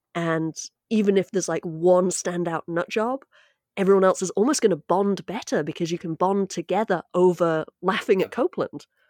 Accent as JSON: {"language": "English", "country": "United Kingdom", "moved": "yes", "lives_now": "United States", "said": "speaking as a Brit"}